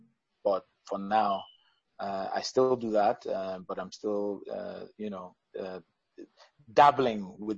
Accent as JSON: {"language": "English", "region": "Delta", "country": "Nigeria", "also_born_or_lived": "United States", "said": "and, you know, I'm a Bendel boy as well. I come from Delta State."}